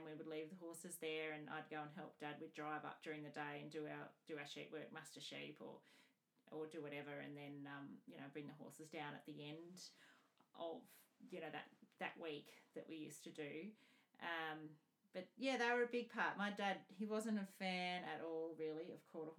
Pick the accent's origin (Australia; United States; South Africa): Australia; Scone, New South Wales; also born or lived in Armidale; I was born in Scone, Paxton, and my family owned a property and up at Tymore. My dad managed a property up there, Ballarang. And I grew up there